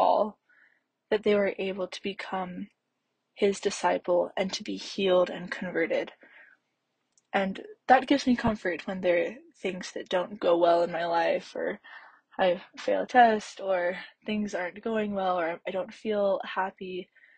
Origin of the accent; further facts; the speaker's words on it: Canada; also born or lived in Salt Lake City, Utah; now in Provo, United States; I'm originally from Canada, but my family lives in Salt Lake City right now